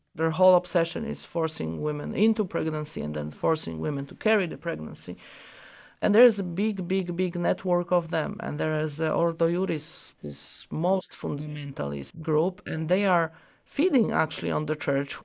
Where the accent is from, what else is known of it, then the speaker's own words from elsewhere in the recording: Poland; I'm from Poland.